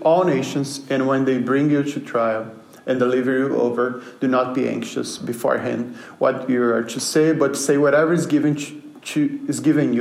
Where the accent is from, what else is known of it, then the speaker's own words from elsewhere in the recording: Brazil; moved away; I'm from Brazil